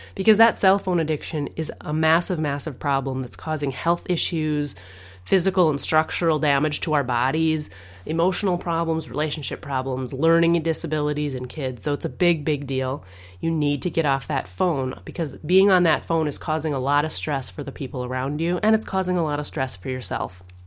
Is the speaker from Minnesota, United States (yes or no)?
yes; Minnesota, United States; I'm from Minnesota